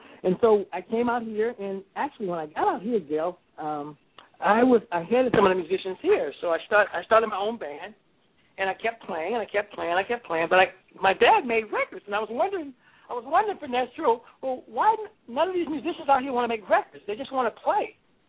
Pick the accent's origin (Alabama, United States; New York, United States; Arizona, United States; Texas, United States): New York, United States; New York City; now in California, United States; my dad threw me into the industry when I was 3, and we lived in Greenwich Village in New York City.